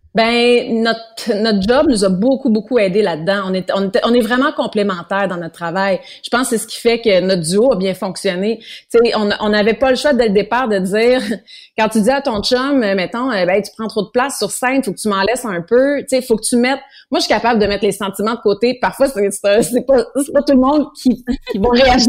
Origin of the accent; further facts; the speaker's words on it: Granby, Quebec, Canada; chez nous, à Granby